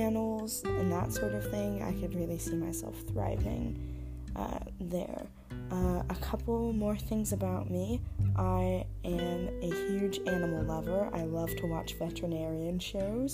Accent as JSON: {"language": "English", "town": "Long Beach", "region": "California", "country": "United States", "lives_now": "San Diego, United States", "said": "I'm originally from Long Beach, California"}